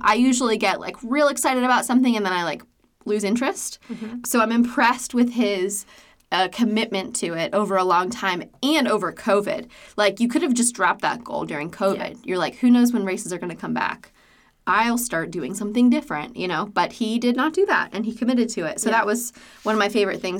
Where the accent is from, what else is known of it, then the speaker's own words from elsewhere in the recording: Hawaii, United States; And I grew up in Hawaii.